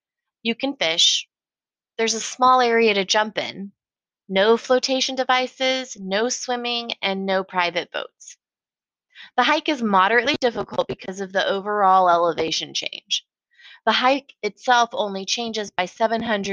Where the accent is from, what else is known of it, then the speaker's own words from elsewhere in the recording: Colorado, United States; now in Portland, United States; I grew up in Colorado